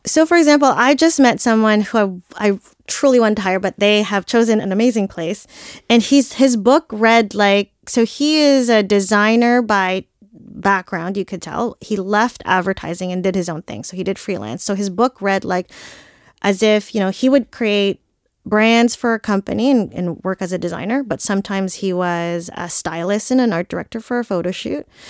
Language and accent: English; Philippines; I'm Filipino